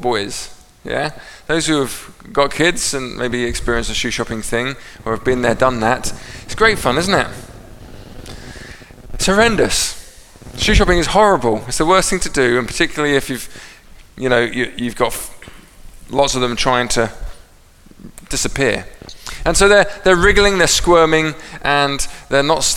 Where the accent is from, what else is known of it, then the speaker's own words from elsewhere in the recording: England, United Kingdom; I'm English